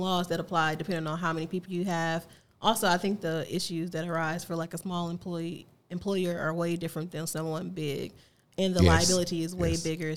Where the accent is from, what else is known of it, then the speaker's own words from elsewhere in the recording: East St. Louis, Illinois, United States; moved away as an adult; also born or lived in Missouri; I'm born and raised East St. Louis